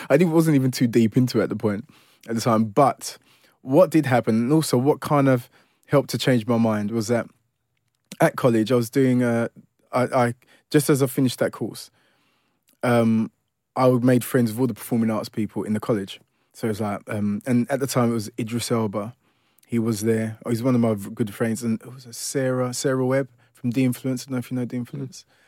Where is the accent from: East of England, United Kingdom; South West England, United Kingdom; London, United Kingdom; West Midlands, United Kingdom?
London, United Kingdom; also born or lived in Ilford; I grew up in Forest Gate all my life, really. Um, so you could ki-, kind of say, you know, born and bred East Londoner